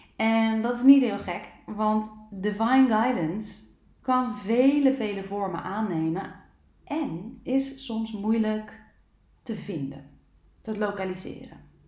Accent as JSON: {"language": "Dutch", "country": "Netherlands", "said": "ons nuchtere Nederlanders"}